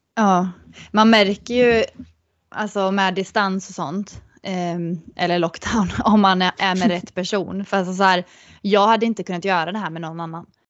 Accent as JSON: {"language": "Swedish", "country": "Sweden", "moved": "as an adult", "said": "att komma hem till Sverige"}